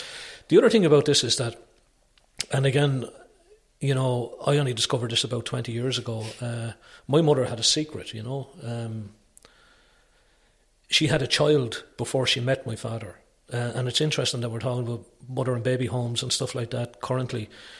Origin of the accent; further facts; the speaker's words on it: Wales, United Kingdom; born there; I was fascinated with it because I was born in Wales, you know.